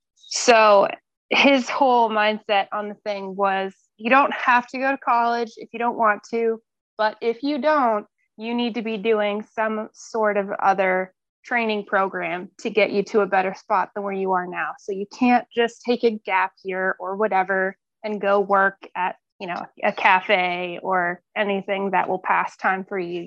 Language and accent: English; Tunbridge, Vermont, United States; now in Mount Desert Island, United States; I was born at home in Tunbridge, Vermont, um, which is a town of, of 1,300 people